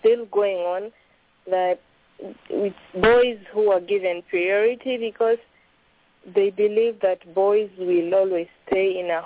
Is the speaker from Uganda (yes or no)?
yes; Tororo, Eastern Region, Uganda; I come from eastern Uganda, bordering Kenya. I come from Tororo.